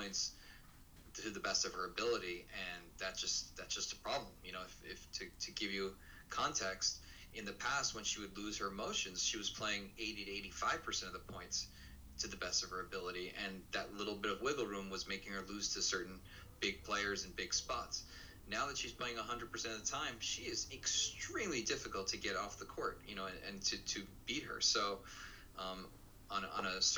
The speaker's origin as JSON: {"language": "English", "country": "United States", "said": "my country"}